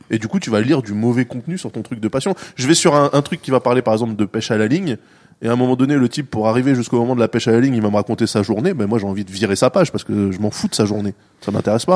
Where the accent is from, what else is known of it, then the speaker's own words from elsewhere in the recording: France; nous, on dit beeper en France parce qu'on est français